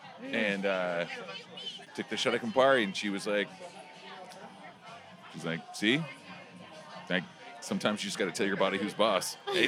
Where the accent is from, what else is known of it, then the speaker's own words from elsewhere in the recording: Oklahoma, United States; My thing is I'm from Oklahoma, so I take shots the way I dance.